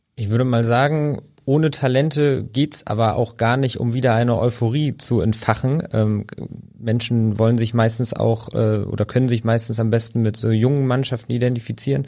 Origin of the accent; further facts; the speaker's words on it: Berlin, Germany; ich als gebürtiger Berliner